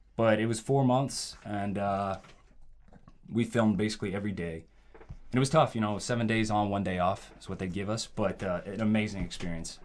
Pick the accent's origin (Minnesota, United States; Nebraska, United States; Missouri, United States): Nebraska, United States; born and raised in Nebraska, okay? Midwest boy